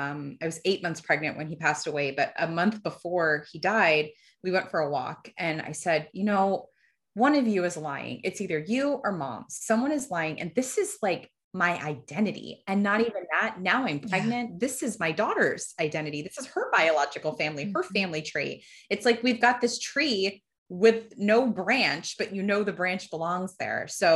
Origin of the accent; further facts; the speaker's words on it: Fort Myers, Florida, United States; born there; I was born in Fort Myers, Florida.